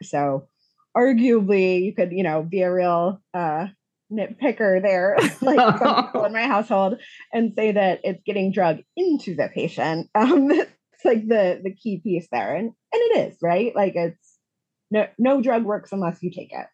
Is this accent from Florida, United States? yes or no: no; Rochester, New York, United States; moved away as an adult; also born or lived in Buffalo, New York; now in Chicago, United States; originally, I am from Rochester, New York.